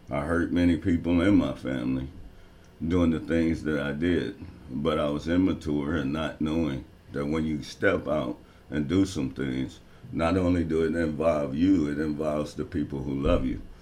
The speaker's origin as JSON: {"language": "English", "region": "Tennessee", "country": "United States", "tie": "born or raised there", "lives_now": "Pontiac, United States", "said": "As a young man growing up in Tennessee, as you know, it was the Bible Belt."}